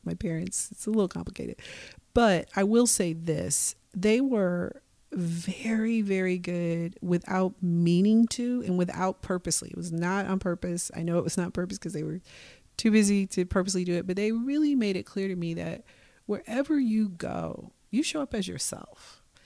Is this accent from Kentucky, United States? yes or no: no; Milwaukee, Wisconsin, United States; now in Portland, United States; I was born and raised in Milwaukee, Wisconsin